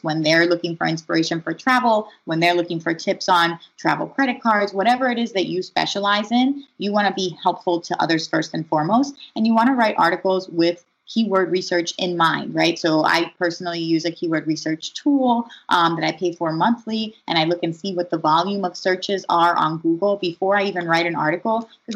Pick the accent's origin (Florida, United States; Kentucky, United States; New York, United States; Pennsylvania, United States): Pennsylvania, United States; Philadelphia; I grew up in Philadelphia, so I have some background here